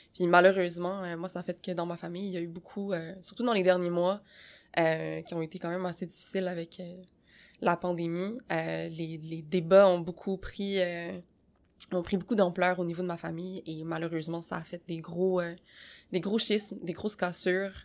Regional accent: Quebec, Canada; je suis née au Québec

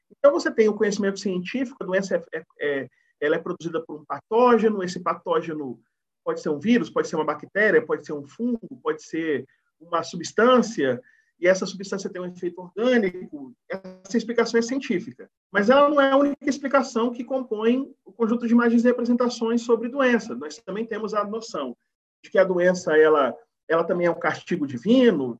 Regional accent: Bahia, Brazil; Eu sou da Bahia

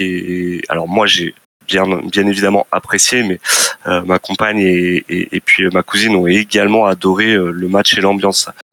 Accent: France; je suis de France.

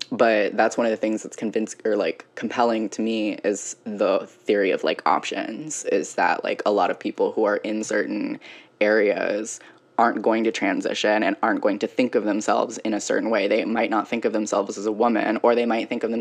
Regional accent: Virginia, United States; moved away as an adult; also born or lived in Ohio; growing up in Virginia

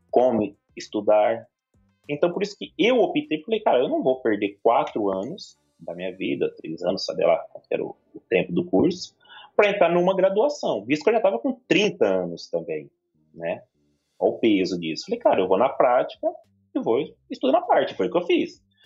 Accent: São Paulo, Brazil; also born or lived in Maringá; São Paulo é minha terra

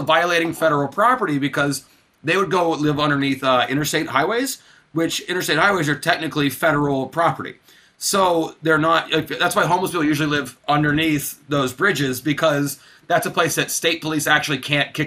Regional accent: North Alabama, United States; moved away; also born or lived in Atlanta, Georgia; the local city council in where I'm from in Alabama, where oddly enough, the current House representative for my hometown, Mo Brooks

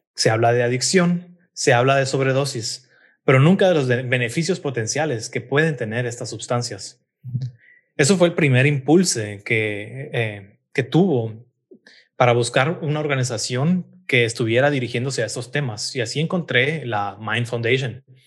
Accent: Guatemala City, Guatemala Department, Guatemala; moved away as an adult; also born or lived in Hamburg, Germany; now in Berlin, Germany; Yo nací y crecí en la ciudad de Guatemala

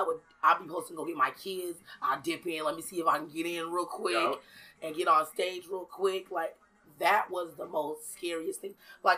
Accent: Seattle, Washington, United States; I am from Seattle, yes, definitely.

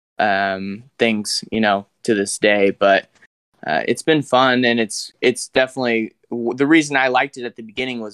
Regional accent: Kirksville, Missouri, United States; I'm from Kirksville, Missouri. That's where I go to school too. That's where Truman State University is. So I was born in Kirksville, live in Kirksville.

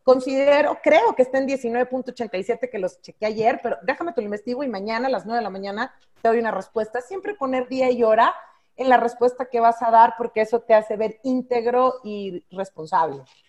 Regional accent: Monterrey, Nuevo León, Mexico; Yo siendo norteña de Monterrey

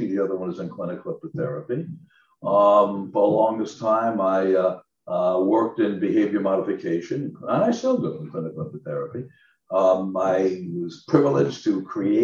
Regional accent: Long Island, New York, United States; now in Southern California, United States; I come from an aviation family, and I'm from Long Island, New York

